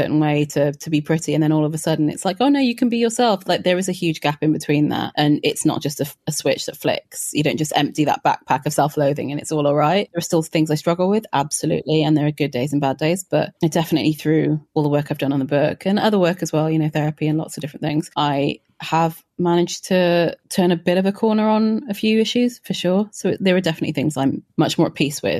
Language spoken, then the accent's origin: English; Wales, United Kingdom; born or raised there